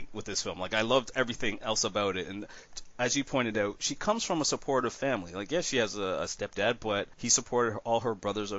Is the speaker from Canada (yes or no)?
yes; Canada; being a Canadian